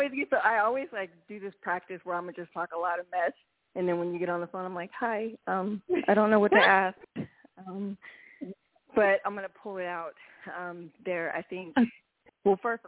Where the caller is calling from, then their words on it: Reno, Nevada, United States; I'm calling from Reno, Nevada.